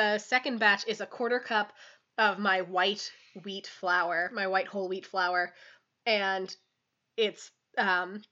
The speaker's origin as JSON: {"language": "English", "country": "United States", "said": "We're American."}